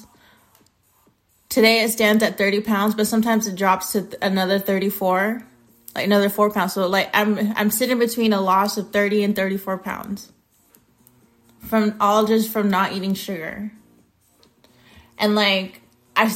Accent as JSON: {"language": "English", "country": "United States", "said": "I'm American."}